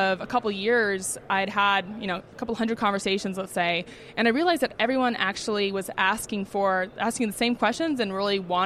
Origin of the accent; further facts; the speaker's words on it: Bay Area, California, United States; moved away as an adult; also born or lived in New York / Barcelona; I grew up in the Bay Area, went to school out in New York